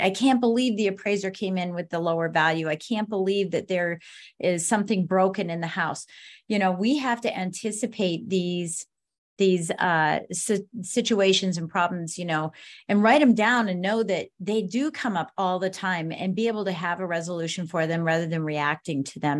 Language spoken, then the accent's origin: English; Colorado Springs, Colorado, United States; moved away; I'm originally from Colorado Springs, Colorado